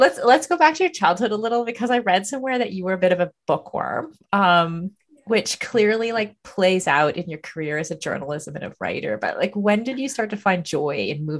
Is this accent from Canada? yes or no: yes; Kitchener, Ontario, Canada; I'm also from Ontario. Oh, whereabouts? Kitchener, actually.